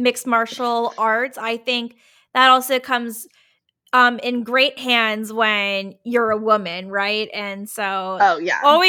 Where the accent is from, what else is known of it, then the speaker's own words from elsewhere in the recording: Virginia, United States; now in Portland, United States; I'm originally from Virginia